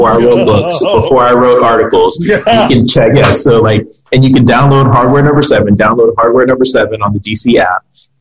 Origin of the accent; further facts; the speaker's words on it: Liberia; moved away; I am originally from Liberia, which is a small country off the coast of West Africa